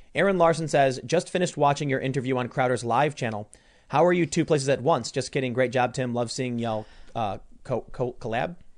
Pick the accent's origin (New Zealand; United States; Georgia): United States; Chicago, Illinois; I was growing up in Chicago, we knew all the neighbors